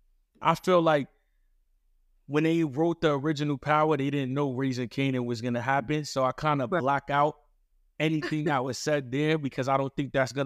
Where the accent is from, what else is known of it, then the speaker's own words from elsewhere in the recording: New York City, New York, United States; No, I'm from Queens.